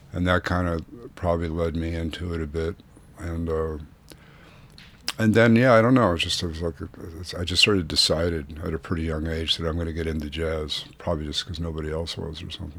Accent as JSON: {"language": "English", "town": "Santa Barbara", "region": "California", "country": "United States", "tie": "born or raised there", "also_born_or_lived": "Boston / New York", "moved": "as an adult", "said": "I grew up in Santa Barbara, California"}